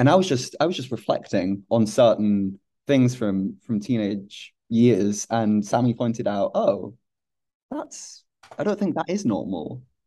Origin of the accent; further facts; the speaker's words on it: Hull, Yorkshire and the Humber, United Kingdom; was growing up in Hull